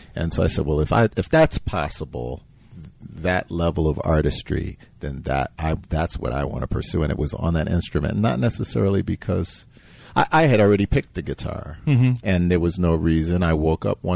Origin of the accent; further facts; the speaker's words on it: New York City, New York, United States; now in Chicago, United States; I grew up in New York City